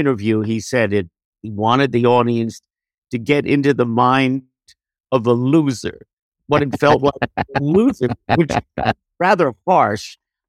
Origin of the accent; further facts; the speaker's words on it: Jersey City, New Jersey, United States; also born or lived in Rutherford, New Jersey; after high school, we moved to Rutherford. But yes, I grew up in Jersey City.